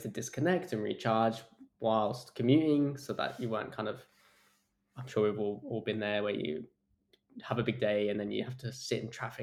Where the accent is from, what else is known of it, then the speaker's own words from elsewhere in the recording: Europe, England, United Kingdom; moved away as an adult; now in Australia; growing up in Europe